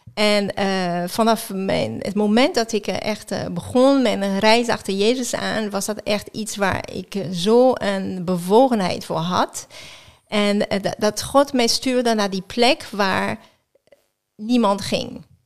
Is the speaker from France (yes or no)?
yes; just outside Geneva, Auvergne-Rhône-Alpes, France; Dutch is a second language; now in Netherlands; ik ben in Frankrijk geboren. Eh, net buiten Genève